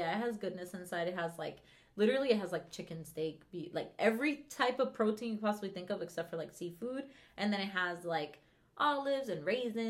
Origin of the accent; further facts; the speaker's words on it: Venezuela; because I'm from Venezuela